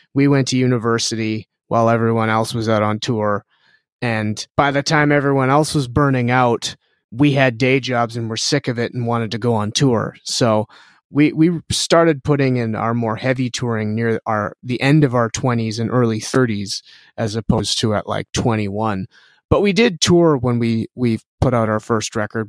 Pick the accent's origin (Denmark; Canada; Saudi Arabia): Canada; we're Canadian